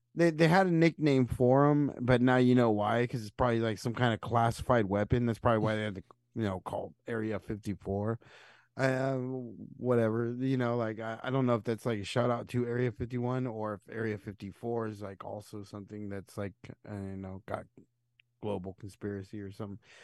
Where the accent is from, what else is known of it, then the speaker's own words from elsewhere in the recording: United States; I'm American